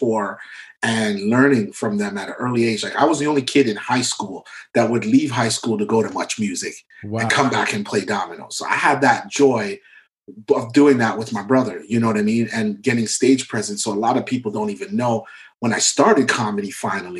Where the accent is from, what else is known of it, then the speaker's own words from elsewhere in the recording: Mississauga, Ontario, Canada; he knew me growing up in Malton